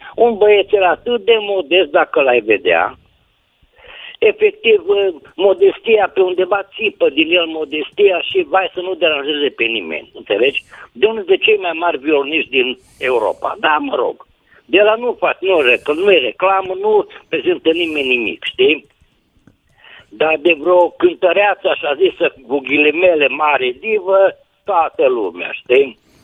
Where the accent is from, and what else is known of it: Oradea, Bihor County, Romania